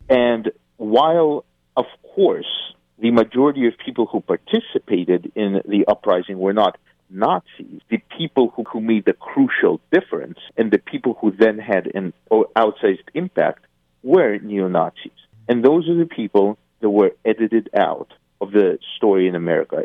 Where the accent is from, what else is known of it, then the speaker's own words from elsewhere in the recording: Eastern Ukraine, Ukraine; first language Russian; English is a second language; I'm from Eastern Ukraine. I speak Russian as my my primary language.